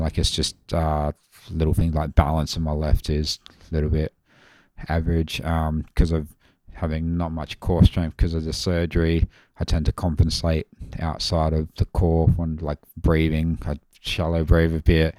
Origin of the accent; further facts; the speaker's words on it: Mount Barker, South Australia, Australia; I'm from Mount Barker originally. Well, that's where I graduated